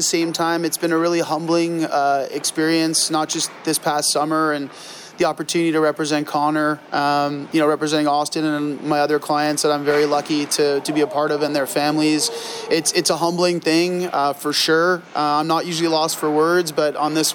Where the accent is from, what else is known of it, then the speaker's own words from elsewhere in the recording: Toronto, Ontario, Canada; I'm a Canadian. I grew up in Toronto, so on the other part of the country.